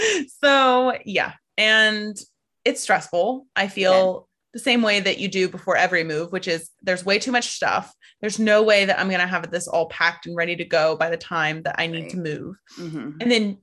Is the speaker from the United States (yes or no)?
yes; United States; Just waiting for the day when people stop immediately realizing that I'm from the States.